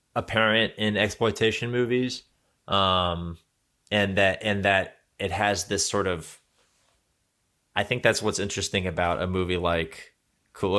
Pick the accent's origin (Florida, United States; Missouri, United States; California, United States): Florida, United States; I'm both I'm both from Florida and extremely German